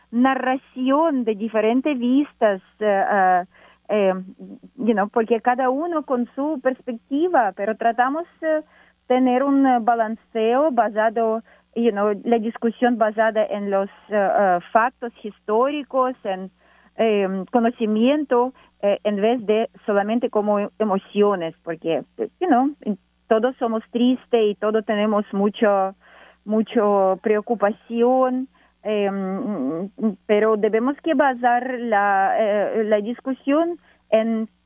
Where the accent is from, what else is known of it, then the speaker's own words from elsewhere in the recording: Ukraine; Spanish is a second language; moved away as an adult; also born or lived in Saint Vincent and the Grenadines; now in Puerto Rico; yo no llegué desde Ucrania a Puerto Rico. Puerto Rico es quinto país donde yo vivo.